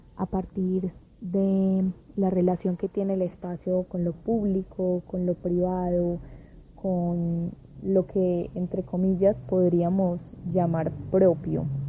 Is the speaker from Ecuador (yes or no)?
no; Medellín, Antioquia, Colombia